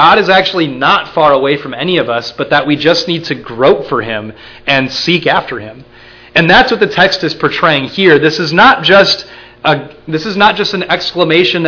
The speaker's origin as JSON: {"language": "English", "region": "Minnesota", "country": "United States", "said": "I'm from Minnesota"}